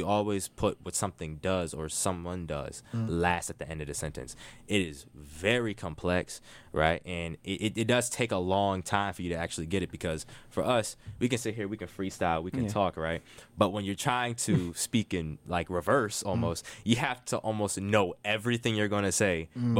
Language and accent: English; United States; But for us Americans, we grow up speaking usually English. We're all English speakers primarily.